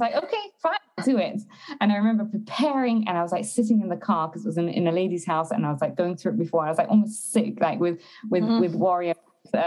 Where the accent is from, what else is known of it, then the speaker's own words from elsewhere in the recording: London, United Kingdom; moved away as an adult; also born or lived in Israel / Berlin, Germany; now in Canada; I'm originally from London, England, and then when I got married and met my husband and got married, we moved to Israel for a couple of years